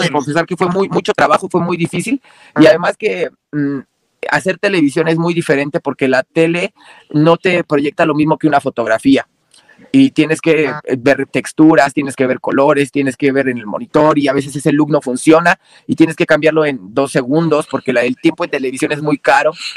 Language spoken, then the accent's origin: Spanish; Mexico; aquí en mi país